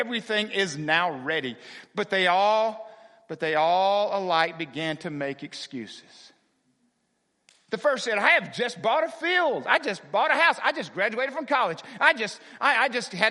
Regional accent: United States; I am proud to be an American

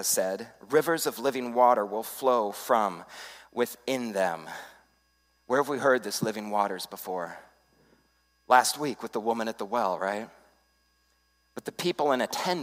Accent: Arizona, United States; when I was a kid growing up on the Arizona District, going to summer camps at Pine Rock

